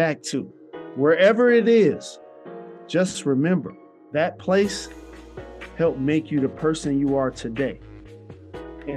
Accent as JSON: {"language": "English", "town": "Detroit", "region": "Michigan", "country": "United States", "tie": "born or raised there", "said": "my hometown of Detroit"}